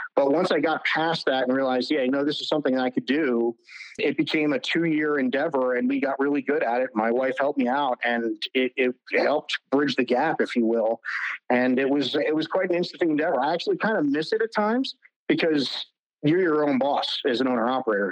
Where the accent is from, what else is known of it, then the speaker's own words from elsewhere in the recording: New Jersey, United States; moved away; I'm from New Jersey originally